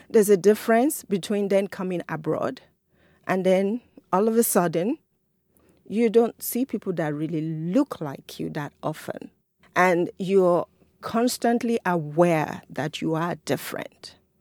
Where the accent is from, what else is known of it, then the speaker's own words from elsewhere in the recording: Nigeria; now in Rochester, United States; I'm an African, I'm a Nigerian